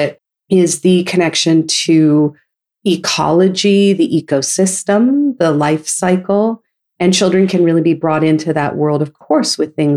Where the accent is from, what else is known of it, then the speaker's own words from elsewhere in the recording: Novato, California, United States; growing up in Novato, California, which is in the Bay Area